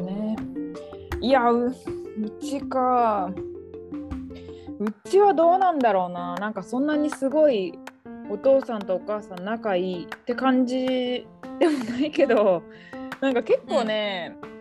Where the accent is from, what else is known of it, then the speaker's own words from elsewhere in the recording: Niigata, Japan; ずっと私は新潟だからさ